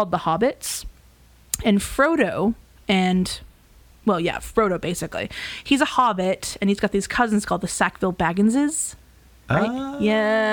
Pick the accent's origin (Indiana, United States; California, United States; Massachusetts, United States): Massachusetts, United States; New England; we hail from New England, yes. Massachusetts specifically